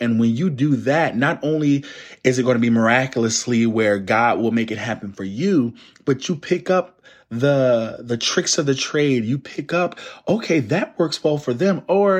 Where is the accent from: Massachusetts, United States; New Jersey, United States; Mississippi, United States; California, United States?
New Jersey, United States; Plainfield; Like, I'm from the Northeast coast of the United States, a place called Plainfield, New Jersey.